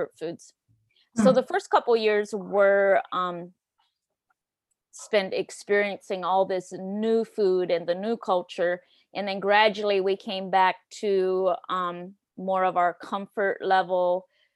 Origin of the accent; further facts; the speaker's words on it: Lancaster County, Pennsylvania, United States; I grew up in Lancaster County, Pennsylvania, on the banks of the Conestoga River.